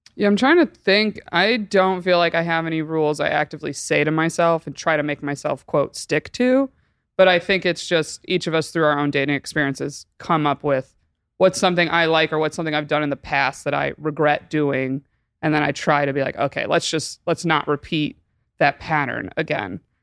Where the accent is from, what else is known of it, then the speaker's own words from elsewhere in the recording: Binghamton, New York, United States; I'm thirty-one, soon to be thirty-two, and I'm from Binghamton, New York.